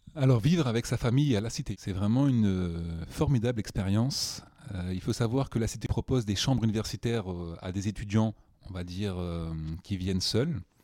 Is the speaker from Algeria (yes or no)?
no; New Caledonia; moved away as an adult; also born or lived in Nouméa, New Caledonia; now in Paris, France; je viens de la Nouvelle-Calédonie, qui est un territoire français ultramarin